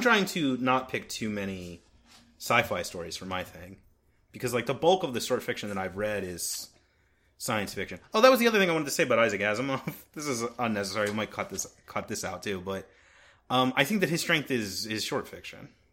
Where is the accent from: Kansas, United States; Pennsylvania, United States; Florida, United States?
Pennsylvania, United States; Philadelphia; We're from Philadelphia. We're recording in Philadelphia right now